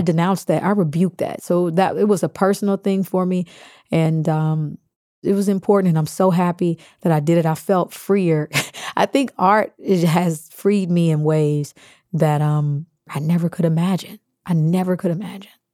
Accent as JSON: {"language": "English", "region": "Kansas", "country": "United States", "tie": "born or raised there", "said": "being Baptist, growing up in Kansas"}